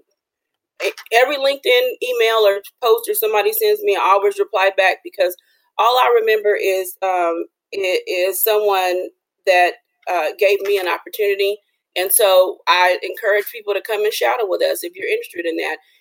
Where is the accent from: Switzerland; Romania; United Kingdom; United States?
United States; Los Angeles, California; moved away; I'm from Los Angeles